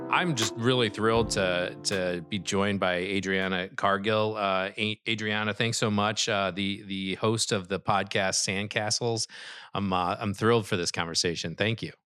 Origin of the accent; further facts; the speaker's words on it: Midwest, United States; I'm from the Midwest